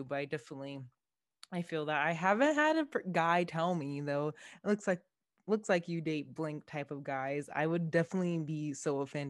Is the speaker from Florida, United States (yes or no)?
no; Henderson, Nevada, United States; I grew up in Henderson and I'm a regular person, but I was always the only black kid.